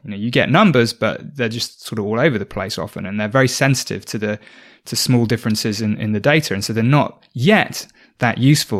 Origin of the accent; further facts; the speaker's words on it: South Oxfordshire, South East England, United Kingdom; I grew up in South Oxfordshire in the U K